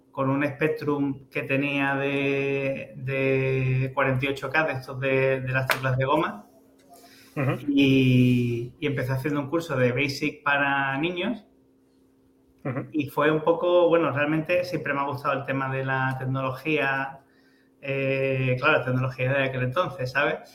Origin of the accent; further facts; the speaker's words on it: El Puerto de Santa María, Andalusia, Spain; soy del puerto de Santa María